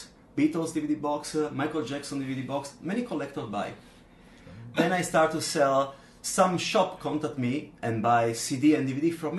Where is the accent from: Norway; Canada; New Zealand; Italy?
Italy; Milan, Lombardy; moved away as an adult; now in Zhuhai, China; from Milan, Italy.